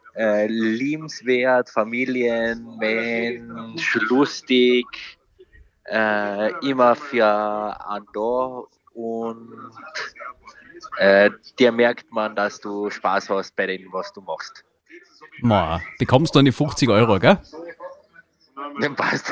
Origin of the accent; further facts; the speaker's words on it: Villach, Carinthia, Austria; Ich bin ja auch aus Kärnten, aus Villach.